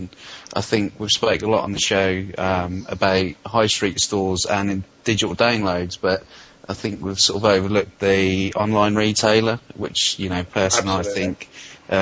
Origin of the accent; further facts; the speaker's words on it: United Kingdom; we as British gamers